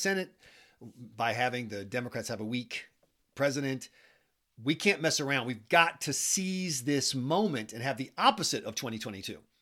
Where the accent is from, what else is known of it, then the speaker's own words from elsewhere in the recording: South Carolina, United States; now in New Hampshire, United States; I'm from South Carolina